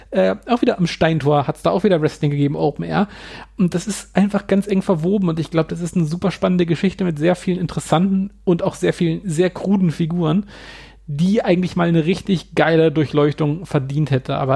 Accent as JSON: {"language": "German", "town": "Hannover", "region": "Lower Saxony", "country": "Germany", "tie": "born or raised there", "said": "in Hamburg und auch in meiner Heimatstadt Hannover finde ich super interessant."}